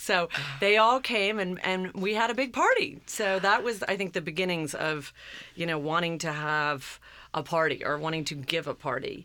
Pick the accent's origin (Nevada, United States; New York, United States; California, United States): New York, United States; Long Island; growing up on Long Island, I was always influenced